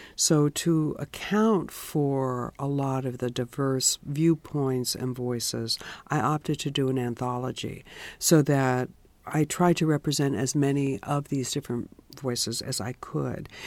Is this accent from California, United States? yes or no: yes; San Francisco, California, United States; moved away as an adult; also born or lived in Europe; I was born in San Francisco